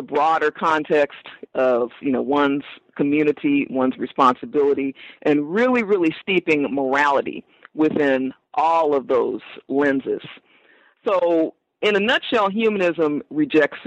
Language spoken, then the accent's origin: English; Los Angeles, California, United States; born or raised there